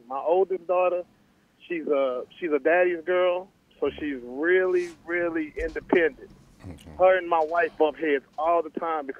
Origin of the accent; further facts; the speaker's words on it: Tulsa, Oklahoma, United States; I'm from Tulsa, Oklahoma, Greenwood Soul District.